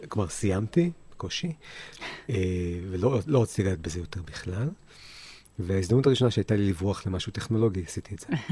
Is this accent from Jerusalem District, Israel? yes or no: no; Haifa, Haifa District, Israel; also born or lived in New Jersey, United States; גדלתי בחיפה, שנתיים בארצות הברית, רילוקיישן